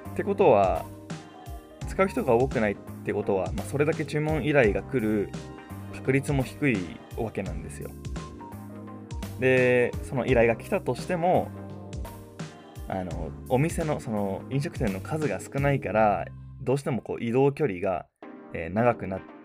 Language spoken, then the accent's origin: Japanese; Chiba, Japan; 地元の千葉から神奈川の江ノ島まであのチャリで行く